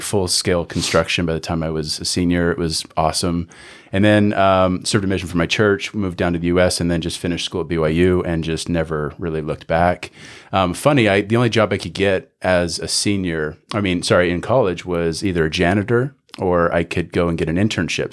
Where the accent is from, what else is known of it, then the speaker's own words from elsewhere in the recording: Canada; moved away as an adult; now in United States; born and raised in Canada, lived there till I was about eighteen